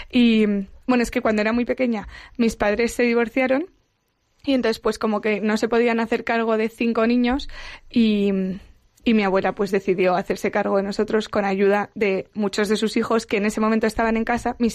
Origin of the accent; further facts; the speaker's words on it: Madrid, Community of Madrid, Spain; De Madrid.